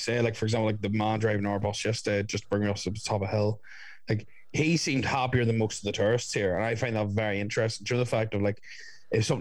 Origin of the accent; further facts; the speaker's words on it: Ireland; I'm from Ireland